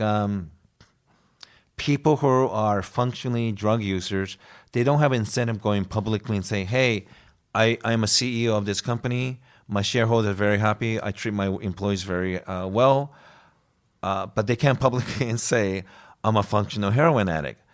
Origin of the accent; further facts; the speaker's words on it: United States; moved away; also born or lived in Sweden; I'm from the States.